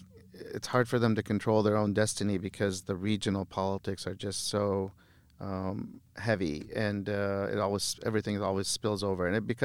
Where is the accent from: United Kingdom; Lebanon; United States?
Lebanon; Beirut, Beirut Governorate; born there; moved away; I was born in Beirut. {S1} Yes. {S2} We moved here in the mid '70s during a time of civil war in Lebanon, and they always taught us to appreciate where we are and the opportunities that we have here